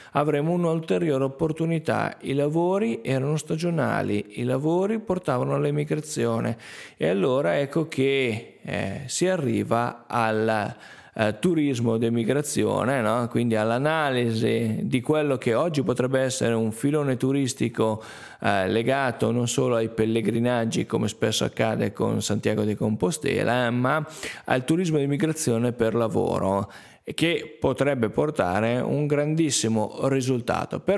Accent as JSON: {"language": "Italian", "region": "Piedmont", "country": "Italy", "said": "quando dico che arrivo dal Verbano Cusiossola è difficile definirmi se sono lombardo piemontese"}